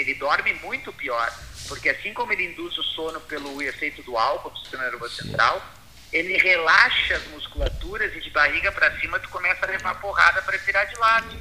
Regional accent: Pelotas, Rio Grande do Sul, Brazil; lembranças da, da minha infância em Pelotas

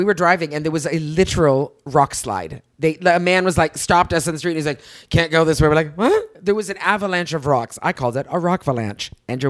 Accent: Canada; I'm Canadian, so I'm of the British.

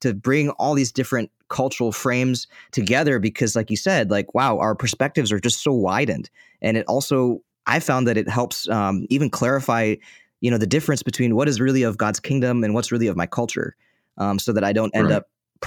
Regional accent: United States; I come from an Indonesian cultural background, even though I was born in the States, and I grew up in an Indonesian church.

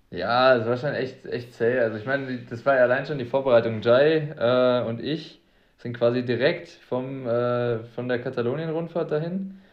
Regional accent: the Ruhr area, North Rhine-Westphalia, Germany; Ich komme aus dem Pott, Junge, da sagt man Tag wie Esel

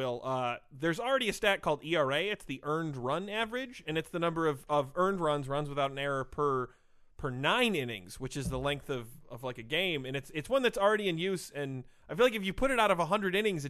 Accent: Okemos, Michigan, United States; Oh, I'm from Okemos.

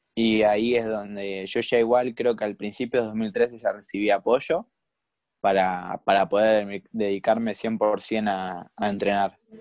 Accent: Escobar, Buenos Aires Province, Argentina; yo soy de Escobar, o sea, de la zona norte de, del Gran Buenos Aires

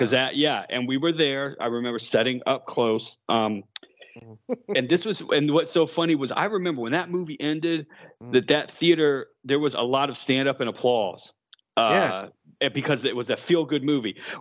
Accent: Stafford, Virginia, United States; I grew up in Stafford, Virginia.

